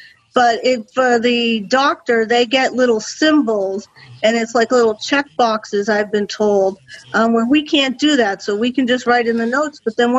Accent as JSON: {"language": "English", "town": "Boston", "region": "Massachusetts", "country": "United States", "said": "from Boston, Massachusetts."}